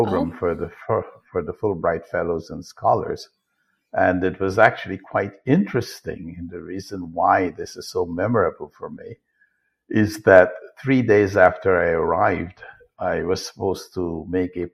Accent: Guyana; I was born in Guyana, which was then British Guyana. It's now Guyana, to a very poor family, single mother with four siblings.

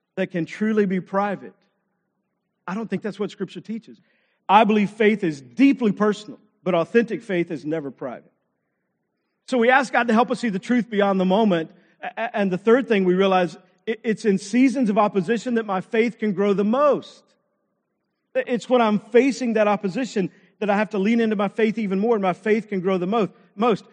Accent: Texas, United States; I grew up in Texas, played football

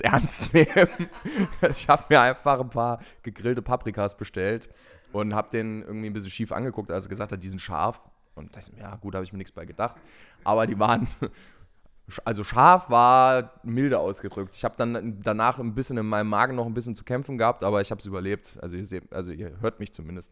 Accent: Frankfurt, Hesse, Germany; wo ich herkomme, wo ich dann gesagt habe, hier Deutschland, Frankfurt

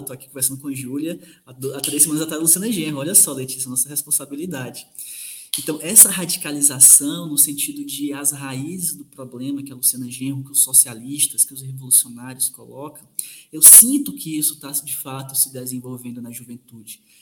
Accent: sertão of Ceará, Brazil; now in Minas Gerais, Brazil; eu que sou do sertão do Ceará e atualmente sou professor de Minas Gerais

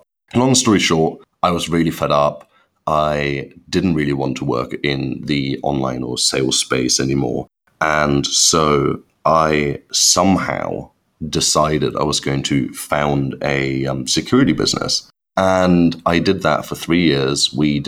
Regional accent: Germany; moved away as an adult; now in United Kingdom; I'm actually born and brought up in Germany, which I hide extremely well. But when I moved to the UK, which is now about nine and a half years ago

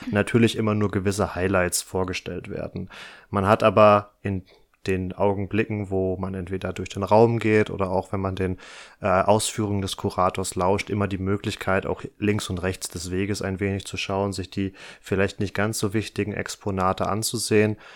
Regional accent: North Rhine-Westphalia, Germany; das genau. ist der Landesverband Westfalen-Lippe, wie ich aus meiner Heimat ganz gut weiß.

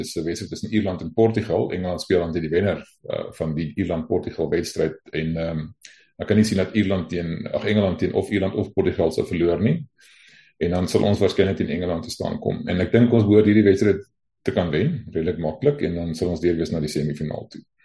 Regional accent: South Africa; ons hier as Afrikaners

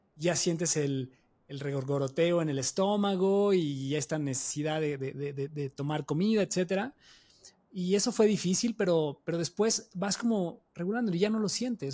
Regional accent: Mexico; una cultura como la mexicana, o sea, donde tenemos tanta comida tan deliciosa

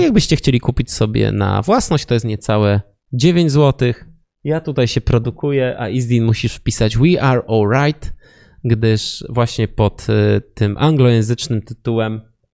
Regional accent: Wrocław, Lower Silesian Voivodeship, Poland; my jesteśmy z Wrocławia

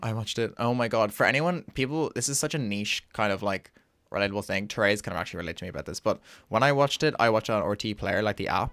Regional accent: Ireland; an Irish experience where, like, you know everyone. Like, uh, from secondary school, like, you know everyone.

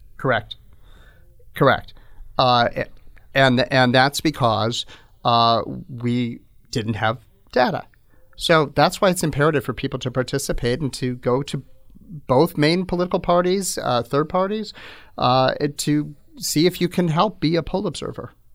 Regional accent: Phoenix, Arizona, United States; I'm from Phoenix

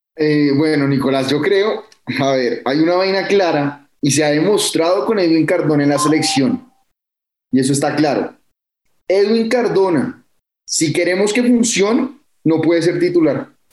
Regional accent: Colombia; a nosotros como colombianos

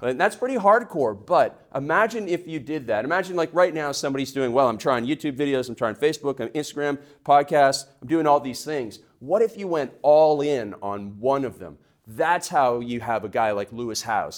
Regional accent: Canada; now in United States; in Canada, we call them process goals

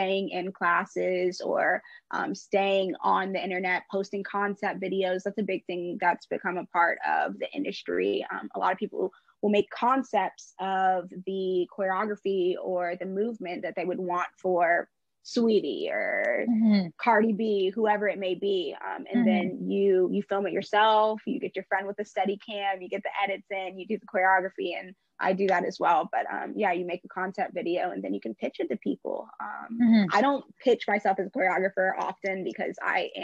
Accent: Charleston, South Carolina, United States; moved away as an adult; also born or lived in Atlanta, Georgia; now in Los Angeles, United States; I'm from Charleston, South Carolina. I was born in Atlanta, and I grew up kind of there and in Charleston.

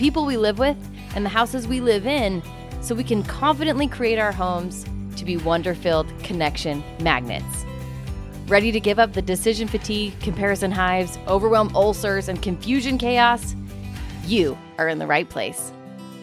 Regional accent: Utah, United States; moved away; I'm from Utah

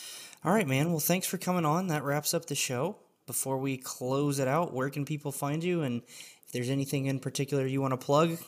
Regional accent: Alabama, United States; I'm originally from Alabama

